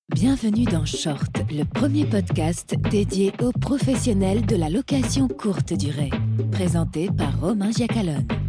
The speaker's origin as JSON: {"language": "French", "region": "Brittany", "country": "France", "also_born_or_lived": "London", "moved": "as an adult", "lives_now": "Nantes, France", "said": "je suis bretonne d'origine"}